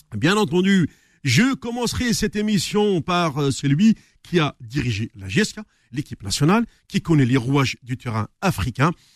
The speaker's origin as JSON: {"language": "French", "town": "Tixirt", "country": "Algeria", "also_born_or_lived": "Paris, France", "moved": "yes", "lives_now": "France", "said": "je me retrouve chez moi à Tixirt"}